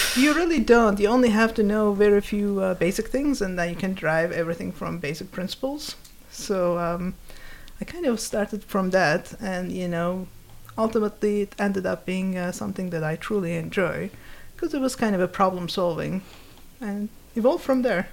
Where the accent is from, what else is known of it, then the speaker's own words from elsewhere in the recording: Turkey; moved away; when I was growing up, I grew up in Turkey.